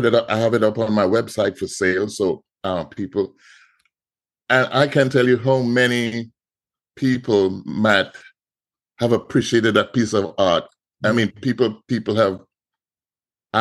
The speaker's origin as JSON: {"language": "English", "country": "Trinidad & Tobago", "tie": "born or raised there", "moved": "as an adult", "lives_now": "United States", "said": "I'm from Trinidad and Tobago"}